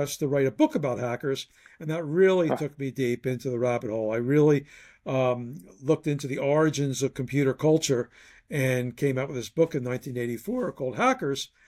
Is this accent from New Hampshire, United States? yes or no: no; Philadelphia, Pennsylvania, United States; went back to my hometown, Philadelphia